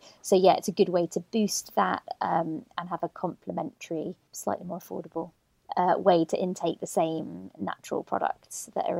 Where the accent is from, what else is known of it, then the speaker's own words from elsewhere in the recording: Birmingham, West Midlands, United Kingdom; I grew up in Birmingham, don't sound like it, but suburbs of Birmingham.